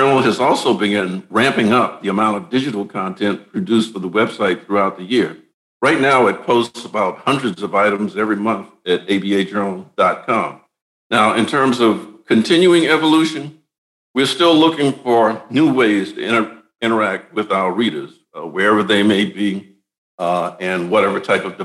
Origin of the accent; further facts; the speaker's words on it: Deep South, United States; I'm from the Deep South